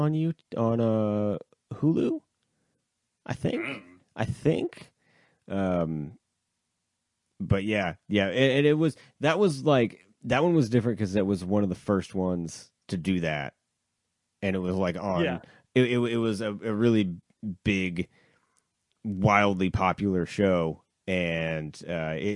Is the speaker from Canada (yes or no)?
yes; Canada; I'm Canadian.